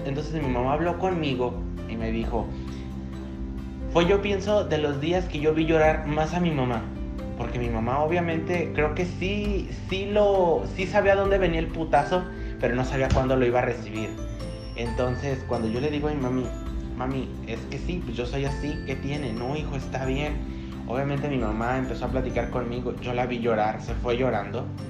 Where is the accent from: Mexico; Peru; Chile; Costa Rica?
Mexico; Tepatitlán de Morelos, Jalisco; now in Canada; yo nazco un 28 de diciembre de 1997 a las 5 de la tarde en Tepatitlán de Morelos